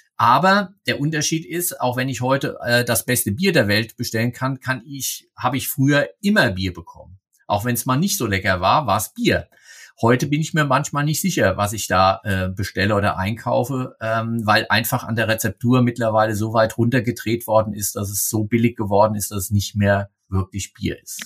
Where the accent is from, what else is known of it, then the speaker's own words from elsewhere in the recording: Hesse, Germany; Ich komme aus Hessen, äh, wo ich drauf geprägt bin